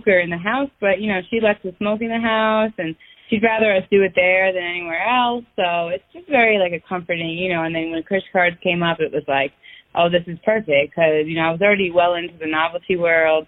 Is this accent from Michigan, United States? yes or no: no; Westchester County, New York, United States; I am 28 years old, and I am from Westchester County in New York